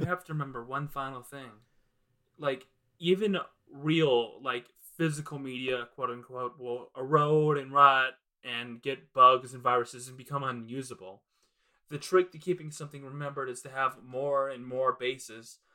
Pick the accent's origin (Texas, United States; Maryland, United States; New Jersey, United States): Maryland, United States; I lived in, like, the most dangerous place in Maryland